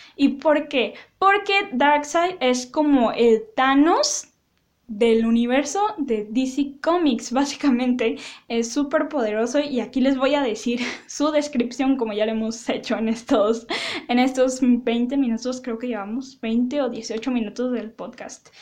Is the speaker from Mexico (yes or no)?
yes; Mexico; yo lo digo en español porque soy mexicana